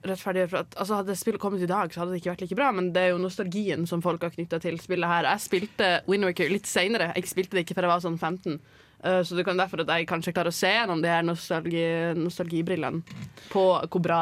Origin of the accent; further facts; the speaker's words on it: Northern Norway, Norway; Jeg er fra Nord-Norge, ikke sant. Der må vi reise fra øy til øy for liksom å liksom komme noen sted.